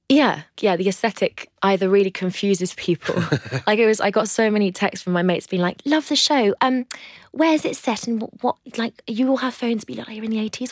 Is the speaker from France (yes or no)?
yes; France; now in London, United Kingdom; I grew up in the northwest of France in a place called the Loire Valley